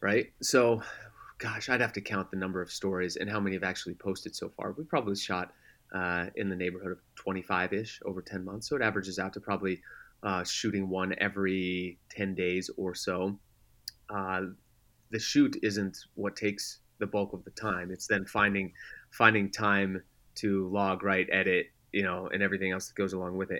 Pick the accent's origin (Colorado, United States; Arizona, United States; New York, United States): Colorado, United States; Denver; moved away; also born or lived in San Diego; I grew up in Denver